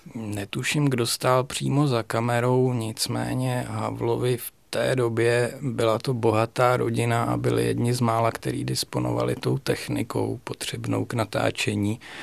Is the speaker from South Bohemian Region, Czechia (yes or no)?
yes; Strakonice, South Bohemian Region, Czechia; pocházím ze Strakonic původem